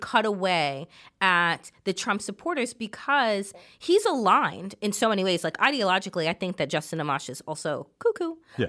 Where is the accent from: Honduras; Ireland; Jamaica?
Jamaica; As a Jamaican